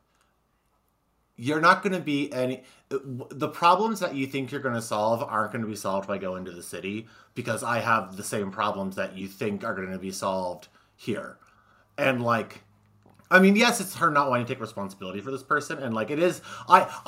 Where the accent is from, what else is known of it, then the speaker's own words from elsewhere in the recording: Midwest, United States; I'm from the Midwest